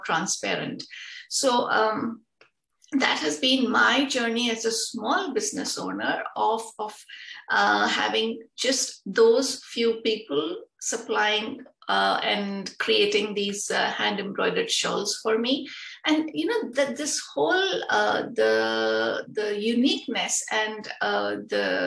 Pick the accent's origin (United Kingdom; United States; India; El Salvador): India; now in Netherlands; I'm originally from India, but now I'm settled